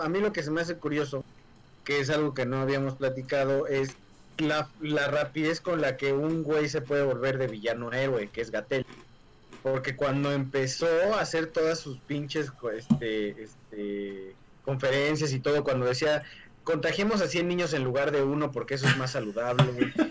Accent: Mexico

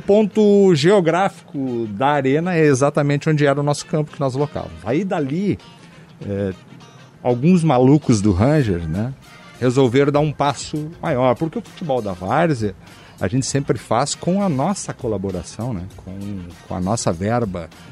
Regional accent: Porto Alegre, Rio Grande do Sul, Brazil; Nós somos daqui de Porto Alegre

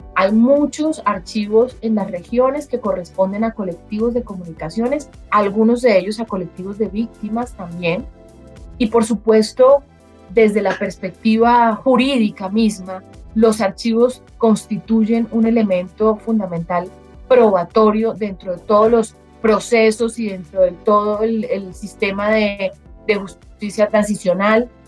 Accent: Colombia; como colombianos

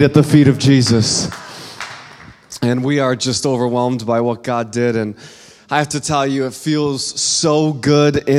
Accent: Midwest, United States; I come from the Midwest where fashion takes a back seat

